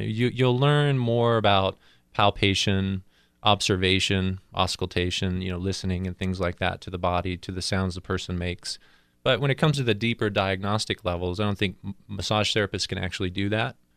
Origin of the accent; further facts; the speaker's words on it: San Diego, California, United States; moved away; also born or lived in Colorado; originally, I was from San Diego, where I got into martial arts